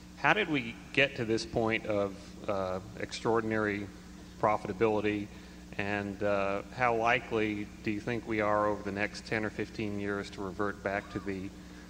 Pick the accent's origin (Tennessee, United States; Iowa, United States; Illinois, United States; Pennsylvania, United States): Tennessee, United States; Nashville; I'm from Nashville, Tennessee.